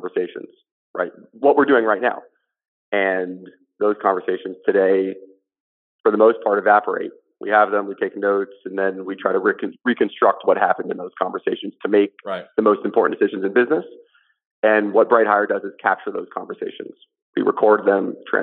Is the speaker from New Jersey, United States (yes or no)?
yes; Montclair, New Jersey, United States; I was, yeah, born and raised here